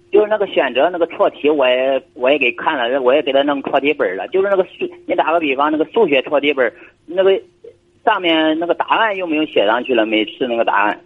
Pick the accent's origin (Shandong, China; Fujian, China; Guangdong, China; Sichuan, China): Shandong, China; Weihai; 我是山东威海这边